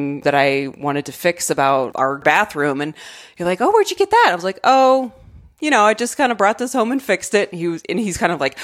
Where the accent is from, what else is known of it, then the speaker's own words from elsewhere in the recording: Arizona, United States; moved away; I just love my home state